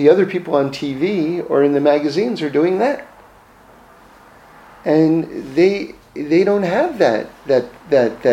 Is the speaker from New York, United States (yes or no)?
yes; New York City, New York, United States; I grew up in New York City, so I grew up right in Manhattan in the middle of the city